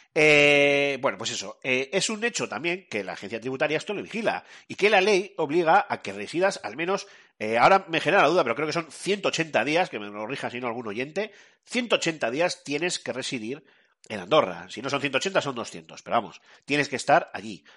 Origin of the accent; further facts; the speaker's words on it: Spain; Como somos un país, somos españoles